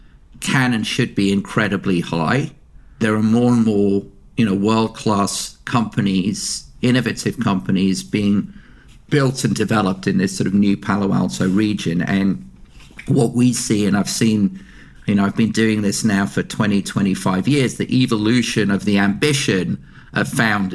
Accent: United Kingdom; we're very British

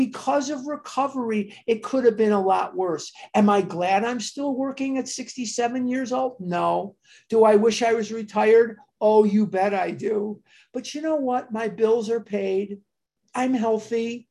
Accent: Chicago, Illinois, United States; I'm born and raised on the North Side

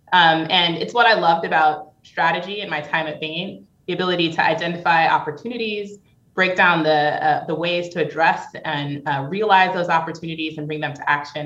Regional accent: New York, United States; moved away as an adult; now in Portland, United States; growing up in New York

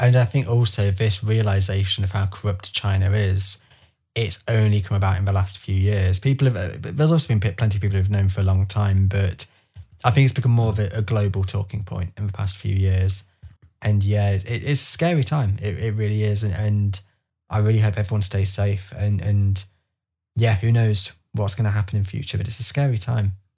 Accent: England, United Kingdom; I can sit here now as an English person

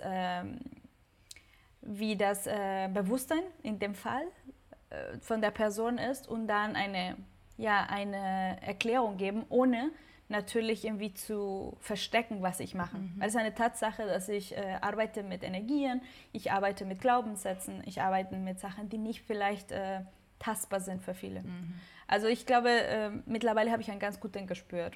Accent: Mexico; moved away as an adult; now in Hamburg, Germany; Ich bin gebürtige Mexikanerin

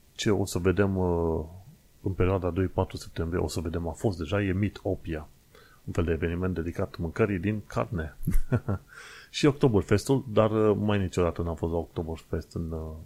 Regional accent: Romania; now in United Kingdom; sunt singurul român din UK uh, care face podcast în modul clasic

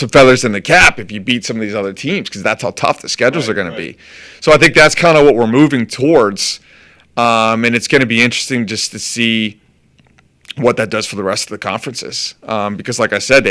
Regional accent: Northeast, United States; moved away; I'm from the Northeast. I grew up watching Big East basketball.

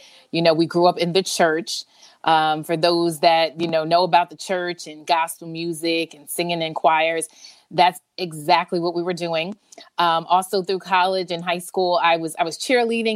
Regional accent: Summit, New Jersey, United States; I am from Summit, New Jersey. I still live in Jersey. I am a Jersey girl to the bone

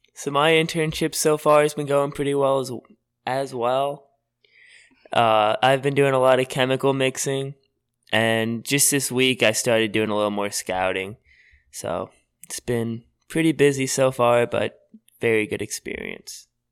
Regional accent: Edwardsville, Illinois, United States; I grew up in Edwardsville, Illinois

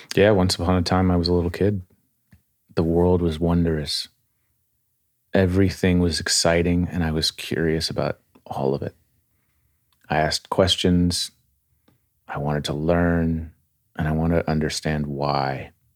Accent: outside of Springfield, Massachusetts, United States; I was born in Massachusetts outside of Springfield

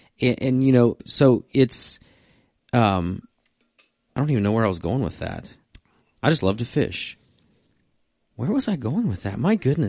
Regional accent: Virginia, United States; so I grew up in Virginia

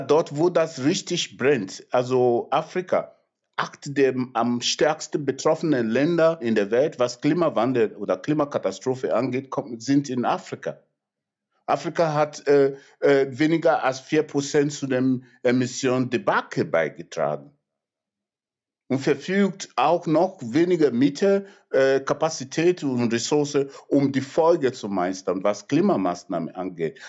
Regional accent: Nigeria; German is a second language; now in Germany; in mein Geburtsland Nigeria

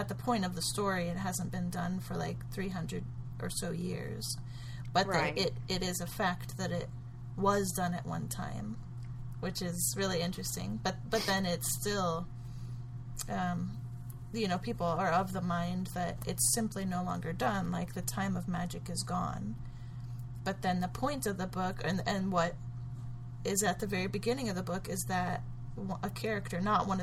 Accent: United States

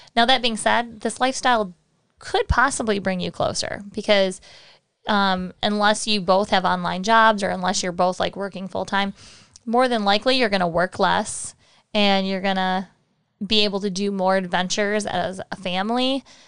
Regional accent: Michigan, United States; moved away; also born or lived in Texas; I'm from Michigan

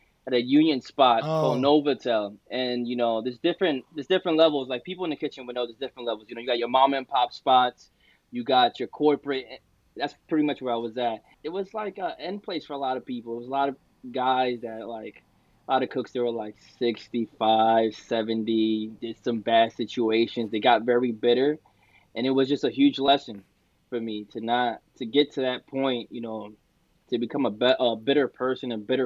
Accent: New York, United States; My background is Dominican, but I was born in New York

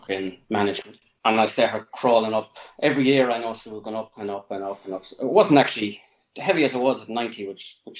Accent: Sligo, Connacht, Ireland; moved away as an adult; now in London, United Kingdom; I'm from the west coast of Ireland, a place called Sligo

